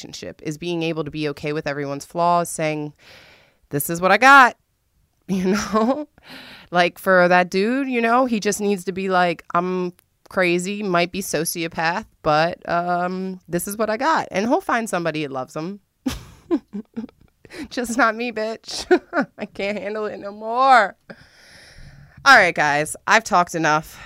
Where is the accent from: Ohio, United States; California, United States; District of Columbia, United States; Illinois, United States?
District of Columbia, United States; Washington; I'm from the East Coast. I'm from D.C.